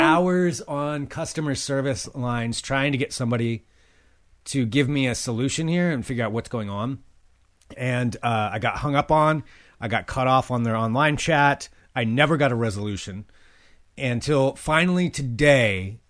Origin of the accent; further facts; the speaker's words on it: near Albany, Oregon, United States; Albany, Oregon, was the big city for me growing up